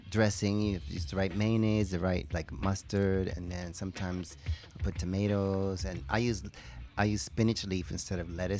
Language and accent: English; New York City, New York, United States; also born or lived in Brooklyn; I was born in Brooklyn and grew up in the Bronx.